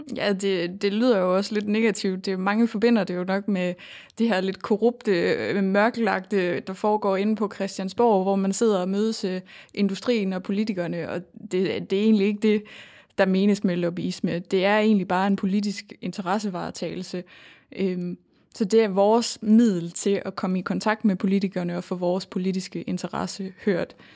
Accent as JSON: {"language": "Danish", "area": "North Jutland", "region": "North Denmark Region", "country": "Denmark", "accent": "North Jutlandic", "moved": "as an adult", "lives_now": "Aarhus, Denmark", "said": "jeg kommer fra Nordjylland, så jeg tror mere, det er den nordiske accent, der engang imellem får lov at slippe igennem."}